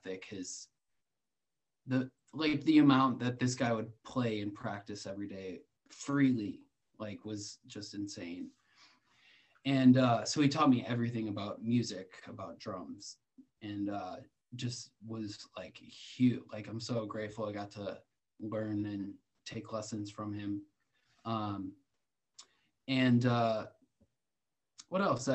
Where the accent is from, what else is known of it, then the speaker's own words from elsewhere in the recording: Milwaukee, Wisconsin, United States; I grew up in Milwaukee